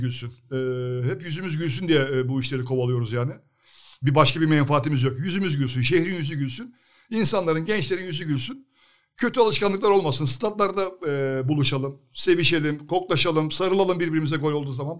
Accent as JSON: {"language": "Turkish", "region": "Sakarya", "country": "Turkey", "tie": "born or raised there", "said": "kendi memleketimizin takımı"}